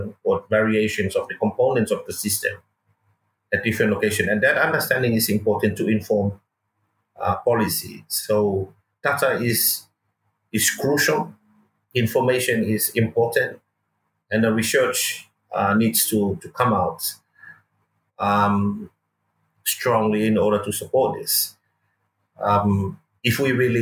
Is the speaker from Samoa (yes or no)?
yes; Lotofanga, Safata, Atua, Samoa; It's all about growing up in Samoa, and I grew up in our village of Lotofanga, Safata, and then raised by my grandparents